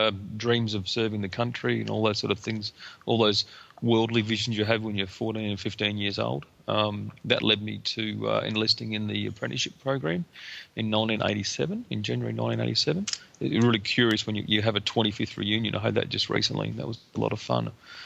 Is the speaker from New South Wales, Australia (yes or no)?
no; Emerald, Queensland, Australia; also born or lived in Cloncurry / Rockhampton; No, I'm actually born in Cloncurry in northern Queensland, and I was raised in Emerald in the Bowen Basin and Rockhampton in central Queensland.